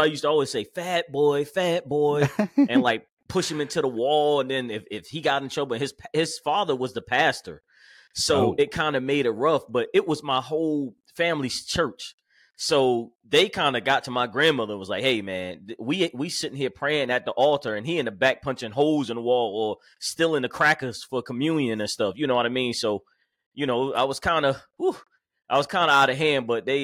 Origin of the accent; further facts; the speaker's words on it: Jersey City, New Jersey, United States; born there; Well, I'm from Jersey City, New Jersey. Then I moved down here after I was born, like 6 months old.